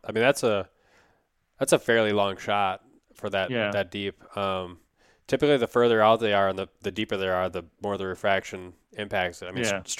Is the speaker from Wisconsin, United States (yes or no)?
yes; Wisconsin, United States; now in Minnesota, United States; I've done it growing up in Wisconsin and a couple times since I've come to Minnesota